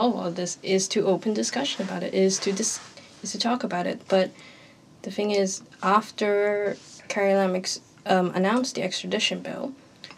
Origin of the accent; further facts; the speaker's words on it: Hong Kong; moved away as an adult; now in Belfast, United Kingdom; I am from Hong Kong. I have my Hong Kong passport ID.